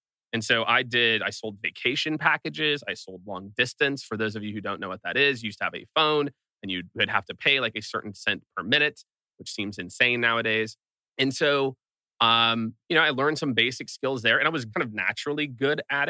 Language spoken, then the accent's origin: English; Kansas City, Missouri, United States; moved away as an adult; also born or lived in rural Iowa; now in San Francisco, United States; moved to Kansas City when I was 7, grew up in Kansas City